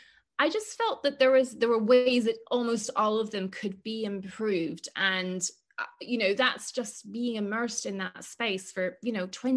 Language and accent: English; Ireland; I'm Irish after all.